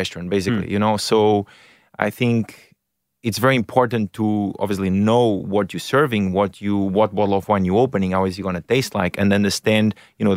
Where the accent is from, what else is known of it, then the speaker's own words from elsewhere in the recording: Portugal; now in Australia; originally Portugal. Yeah, parents are Portuguese.